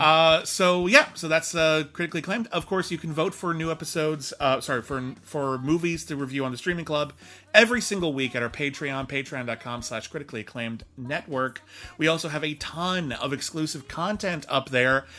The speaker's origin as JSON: {"language": "English", "town": "Pasadena", "region": "California", "country": "United States", "tie": "born or raised there", "said": "my hometown of Pasadena"}